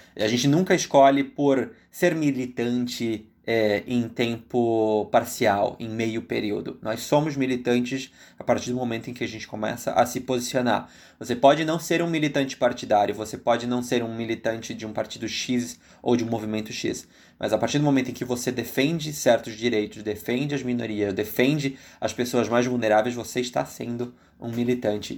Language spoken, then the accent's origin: Portuguese; Brazil; moved away; also born or lived in Argentina; nós somos brasileiros